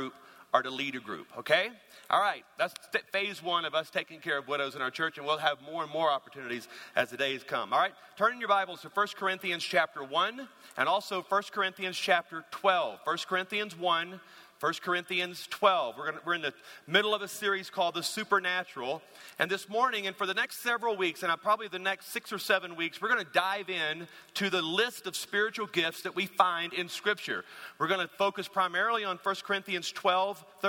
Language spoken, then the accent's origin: English; Louisiana, United States; moved away; I'm from Louisiana